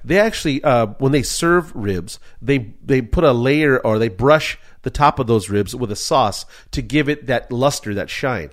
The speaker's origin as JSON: {"language": "English", "town": "Culver City", "region": "California", "country": "United States", "tie": "born or raised there", "said": "I'm from Culver City"}